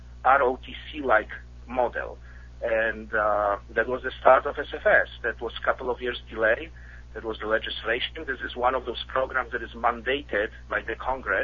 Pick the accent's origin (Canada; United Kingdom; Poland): Poland; English is a second language; also born or lived in Midwest, United States; now in United States; I'm originally from Poland, as you can probably tell with my accent.